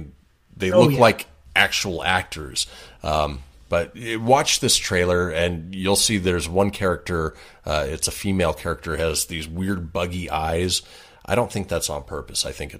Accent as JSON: {"language": "English", "town": "Boston", "region": "Massachusetts", "country": "United States", "said": "I'm from Boston"}